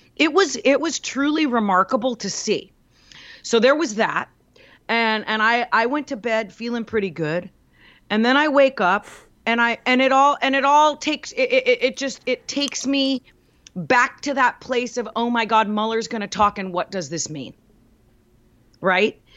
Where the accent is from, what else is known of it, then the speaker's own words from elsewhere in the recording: United States; I'm an American